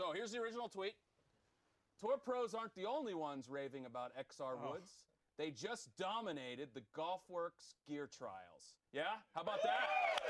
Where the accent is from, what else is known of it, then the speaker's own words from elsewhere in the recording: the South, United States; I grew up in the South.